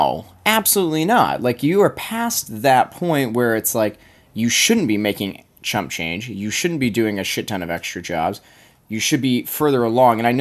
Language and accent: English; United States; I'm also just from America